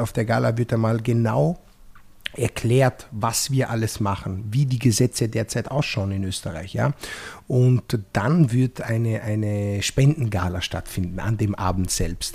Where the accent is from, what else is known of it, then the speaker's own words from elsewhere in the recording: Apulia, Italy; now in Austria; bei uns in Apulien